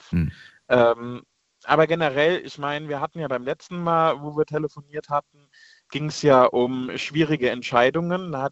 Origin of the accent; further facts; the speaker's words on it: Rhineland-Palatinate, Germany; Ich komme ja aus, äh, aus dem Westerwald, aus äh, Nähe Koblenz.